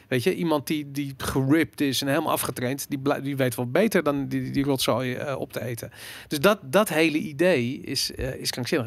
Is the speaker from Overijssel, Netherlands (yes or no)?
no; Amsterdam, North Holland, Netherlands; ik ben opgegroeid rond het Waterloopplein.